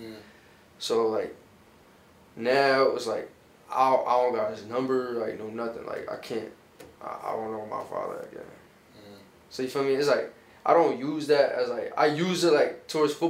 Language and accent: English; Paterson, New Jersey, United States; also born or lived in Bartow, Florida; I'm from the West Side. Like, I'm from Union Ave